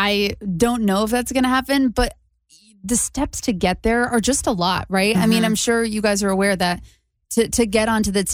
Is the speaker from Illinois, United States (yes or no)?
no; Connecticut, United States; moved away; I'm from Connecticut. I want to get back there